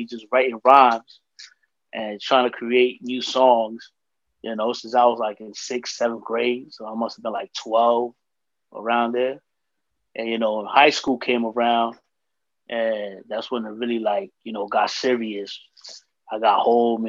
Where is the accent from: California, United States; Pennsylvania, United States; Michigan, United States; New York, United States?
New York, United States; New York City; I'm from the Heights, from Dykeman, you know, here in New York